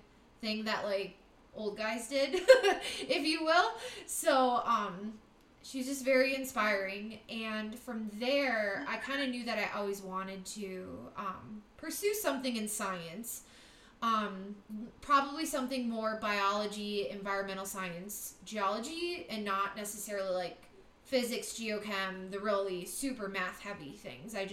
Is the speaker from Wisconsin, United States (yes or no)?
yes; Wisconsin, United States; also born or lived in California; I was originally born in California, and I lived there until I was like first grade. And my parents are from Wisconsin, so they took my sister and I, and we moved back to Wisconsin